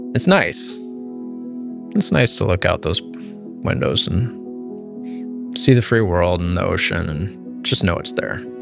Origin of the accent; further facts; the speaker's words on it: Marin County, Northern California, United States; I grew up in the redwoods. I grew up here in Northern California